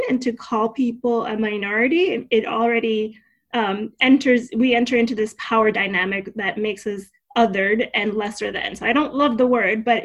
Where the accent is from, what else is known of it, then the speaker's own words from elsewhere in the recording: Union City, New Jersey, United States; also born or lived in Havana, Cuba / Hialeah, Florida; I grew up in Union City